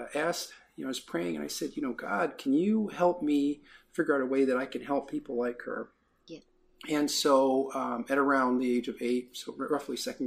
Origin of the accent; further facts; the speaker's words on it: Detroit, Michigan, United States; I was born and raised in Detroit